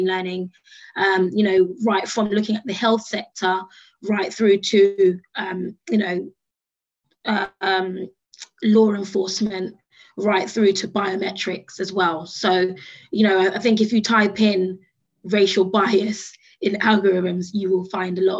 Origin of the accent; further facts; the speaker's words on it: United Kingdom; accent: British; my British accent